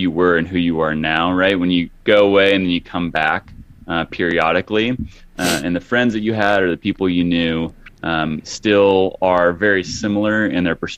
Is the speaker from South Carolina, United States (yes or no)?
no; Hutchinson, Kansas, United States; moved away as an adult; also born or lived in Los Angeles; growing up in a small town, like 45,000 people. Hutchinson, Kansas is where it is